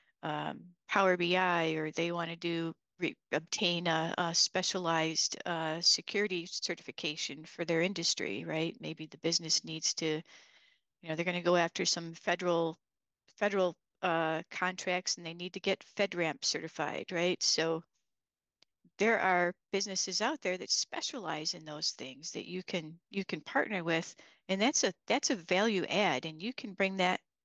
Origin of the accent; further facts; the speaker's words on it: Midwest, United States; now in Michigan, United States; we're from the Midwest